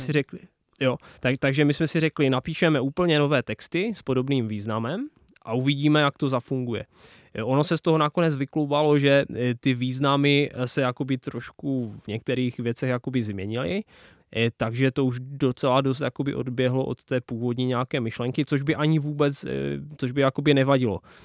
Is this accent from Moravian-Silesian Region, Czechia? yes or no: yes; Czech-Polish border, Moravian-Silesian Region, Czechia; accent: local dialect of the Czech-Polish border; first language local Czech-Polish border dialect; Czech is a second language; jsem Polák žijící v České republice